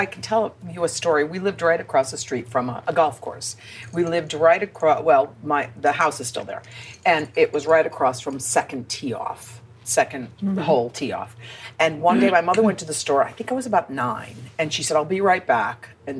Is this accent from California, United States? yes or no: no; Philadelphia, Pennsylvania, United States; born there; I was born in Philadelphia, but we moved back to my